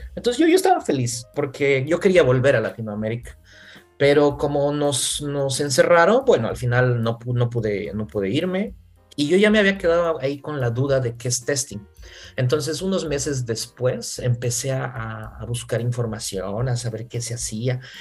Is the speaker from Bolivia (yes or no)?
yes; Bolivia; moved away as an adult; also born or lived in Santiago, Chile / Ireland; now in Budapest, Hungary; yo soy boliviano